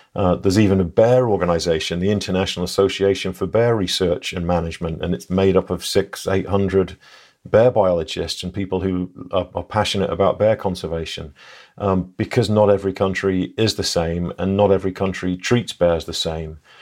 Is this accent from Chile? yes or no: no; England, United Kingdom; moved away; I'm English